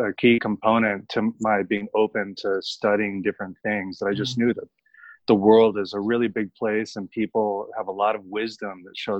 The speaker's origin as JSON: {"language": "English", "country": "Philippines", "tie": "born or raised there", "also_born_or_lived": "United States / Hong Kong / Brazil", "moved": "yes", "said": "No, I grew up in Asia. I was born in the United States, but yeah. Because of my father's job, we moved around a lot. So most of my childhood was in the Philippines."}